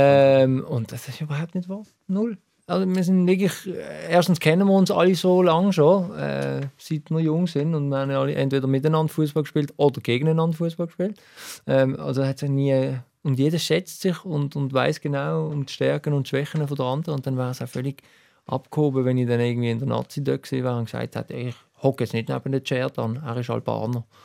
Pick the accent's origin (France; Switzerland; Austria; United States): Switzerland; Basel, Basel-Stadt; als Basler